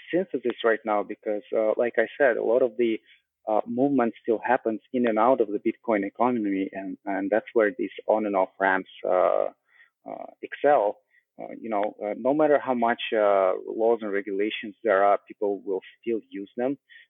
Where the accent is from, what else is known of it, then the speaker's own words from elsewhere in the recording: Russia; English is a second language; moved away; also born or lived in Canada; because I come from Russia, and then I spent quite a bit of my life in Canada, and I currently travel as well.